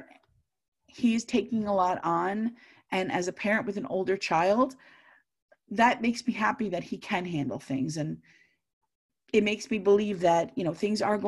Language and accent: English; Long Island, New York, United States; I grew up in Long Island